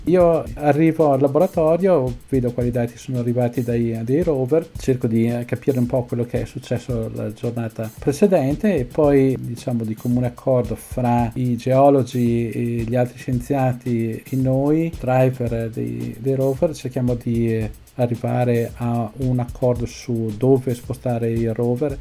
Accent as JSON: {"language": "Italian", "town": "Trento", "region": "Trentino-Alto Adige", "country": "Italy", "moved": "as an adult", "lives_now": "Pasadena, United States", "said": "Sono partito da Trento nel 92. Ora dove vivi? Vicino a Pasadena, che è un sobborgo di Los Angeles, in California."}